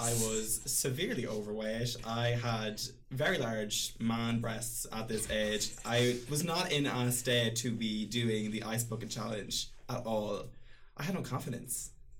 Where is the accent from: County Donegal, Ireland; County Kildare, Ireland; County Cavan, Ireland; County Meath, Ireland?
County Cavan, Ireland; Cavan; I am from Cavantown.